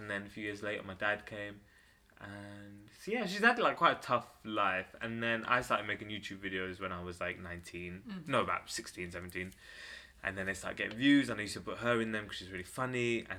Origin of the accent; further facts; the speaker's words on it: Ilford, London, United Kingdom; Ilford, Essex.